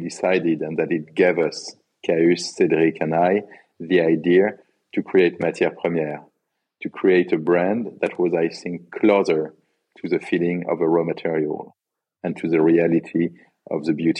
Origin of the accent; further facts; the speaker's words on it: Grasse, Provence-Alpes-Côte d'Azur, France; also born or lived in Paris; So, you know, I grew up in Grasse in the south of France.